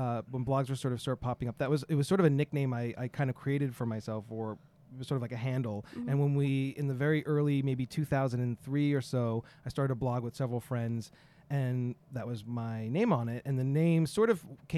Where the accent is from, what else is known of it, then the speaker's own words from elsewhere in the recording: Long Island, New York, United States; now in New York City, United States; I grew up outside of New York in Long Island